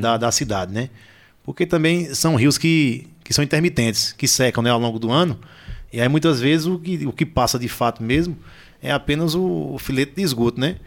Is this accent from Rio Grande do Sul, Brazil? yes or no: no; Lajedo, Pernambuco, Brazil; de outros lajedenses também que já saíram do nosso torrão